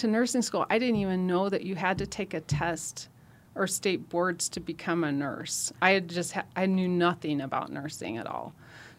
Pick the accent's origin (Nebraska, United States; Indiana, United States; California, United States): Nebraska, United States; I'm from Nebraska. Mm-hmm. And I grew up outside of a town of 250.